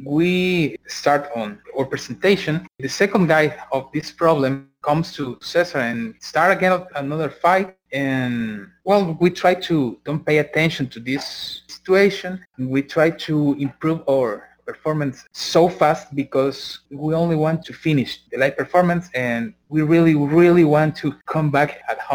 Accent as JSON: {"language": "English", "region": "San Salvador", "country": "El Salvador", "said": "we are from San Salvador, from the capital of Salvador"}